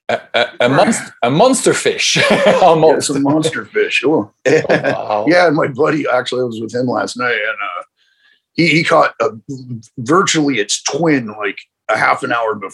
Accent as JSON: {"language": "English", "region": "Rocky Mountains", "country": "United States", "tie": "born or raised there", "said": "I don't scare easy. No, I, I you know I grew up in the Rocky Mountains and shit"}